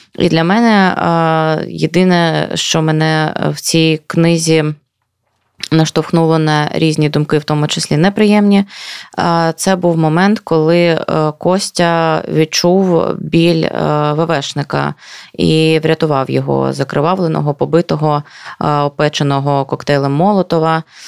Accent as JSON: {"language": "Ukrainian", "region": "Luhansk Oblast", "country": "Ukraine", "tie": "born or raised there", "said": "я з Луганщини"}